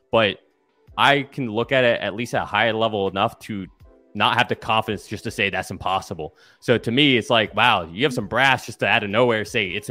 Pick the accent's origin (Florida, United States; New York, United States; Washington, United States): Florida, United States; Satellite Beach; my hometown, Satellite Beach. So Cape Canaveral area.